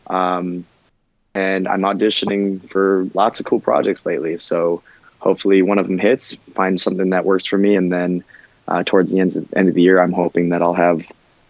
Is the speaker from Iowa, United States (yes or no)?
no; Minnesota, United States; moved away as an adult; also born or lived in Los Angeles, California; now in Wisconsin, United States; I grew up in Minnesota like since I was three.